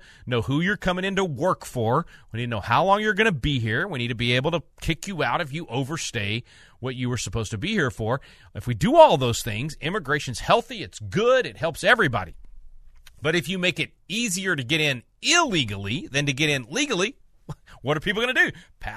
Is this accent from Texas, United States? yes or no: yes; Texas, United States; also born or lived in Arkansas; Moved to Texas when I was 9, convinced my parents it's the only place on earth that we could go. Anyway, so I am a Texan now, but for the first 9 years of my life, I lived in Arkansas